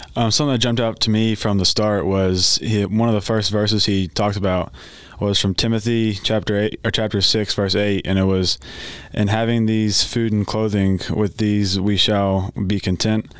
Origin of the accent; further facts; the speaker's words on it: Owensboro, Kentucky, United States; I'm from Owensboro